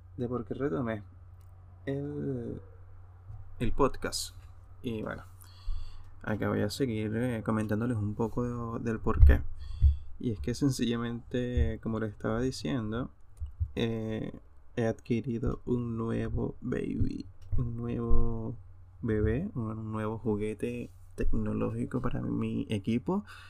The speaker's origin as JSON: {"language": "Spanish", "area": "Hacienda Santa Teresa", "region": "Aragua", "country": "Venezuela", "tie": "born or raised there", "moved": "as an adult", "lives_now": "Europe", "said": "la hacienda Santa Teresa en el Consejo Estado Aragua, mi tierra natal"}